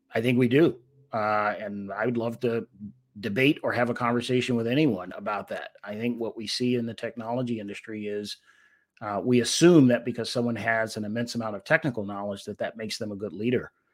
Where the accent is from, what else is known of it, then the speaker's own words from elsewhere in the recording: Washington, District of Columbia, United States; I was a little guy growing up in Washington D.C.